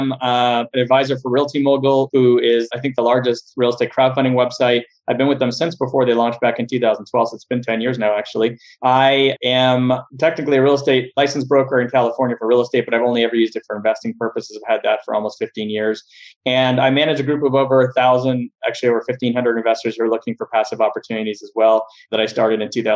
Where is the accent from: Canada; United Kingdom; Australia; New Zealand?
Canada; Montreal, Quebec; moved away as an adult; now in Los Angeles, United States; I am originally from Montreal, Canada, spent about half my life up there and then moved down to the US